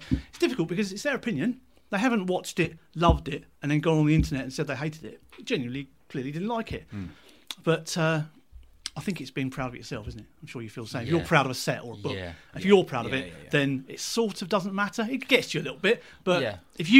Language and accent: English; Seaford, South East England, United Kingdom; also born or lived in Brighton / Newhaven; I lived in Seaford, New Haven, Brighton for a short time, just around the place really, and ended up back in Seaford where I kind of grew up